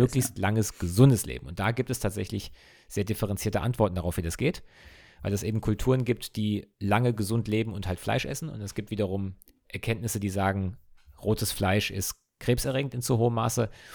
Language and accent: German; Ingelheim, Rhineland-Palatinate, Germany; wir kommen ja aus Ingelheim, was ja in der Nähe von Mainz ist